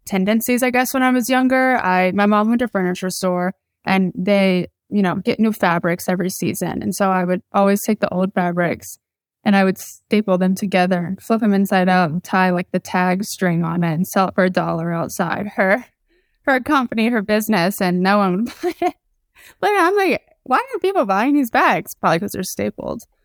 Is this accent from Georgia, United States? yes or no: yes; Atlanta, Georgia, United States; moved away as an adult; also born or lived in South Carolina; I grew up in Atlanta, Georgia